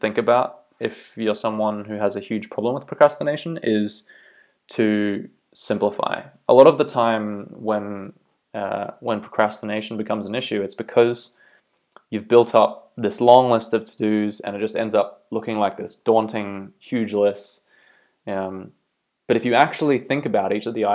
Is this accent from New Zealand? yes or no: yes; Bay of Islands, North Island, Northland, New Zealand; moved away as an adult; also born or lived in Auckland, New Zealand / Australia; now in County Down, Northern Ireland, United Kingdom; I'm originally from New Zealand. I grew up in the Bay of Islands up north in North Island.